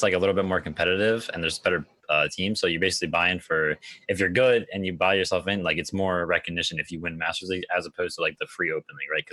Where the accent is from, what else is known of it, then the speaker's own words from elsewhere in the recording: New Jersey, United States; I'm from New Jersey